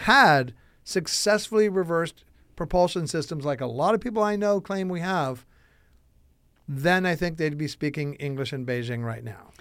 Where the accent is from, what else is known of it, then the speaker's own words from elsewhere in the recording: Chicago, Illinois, United States; I'm from Chicago, Illinois, one state over from Missouri